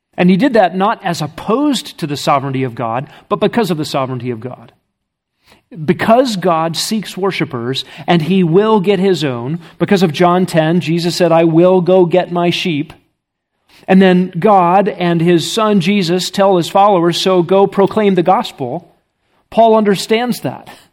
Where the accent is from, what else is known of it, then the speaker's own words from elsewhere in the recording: United States; I'm from America. I don't speak Russian.